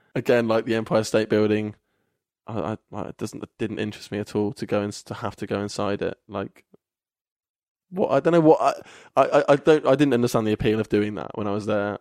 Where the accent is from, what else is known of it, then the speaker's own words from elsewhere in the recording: Kettering, East Midlands, United Kingdom; moved away as an adult; now in Bristol, United Kingdom; Kettering, which is my hometown.